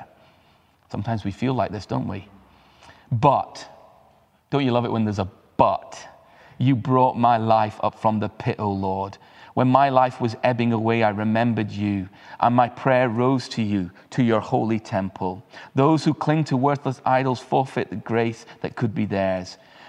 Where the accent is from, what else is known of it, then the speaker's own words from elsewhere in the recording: Uttarakhand, India; moved away; as a child, I had the incredible privilege of growing up in the Himalayas in India, in the foothills, in an international school.